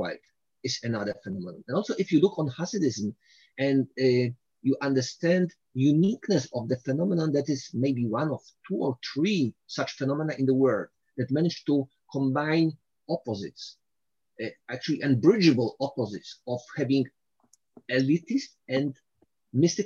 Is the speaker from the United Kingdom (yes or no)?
no; Poland; I'm from Poland